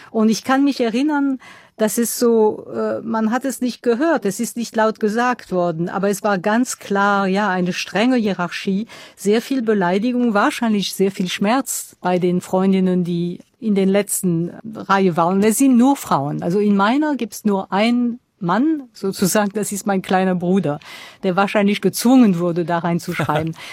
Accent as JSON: {"language": "German", "town": "Strasbourg", "region": "Grand Est", "country": "France", "second_language": "German", "said": "Also das war ein Viertel in Straßburg, wo ich herkomme, das sehr, sehr arm war."}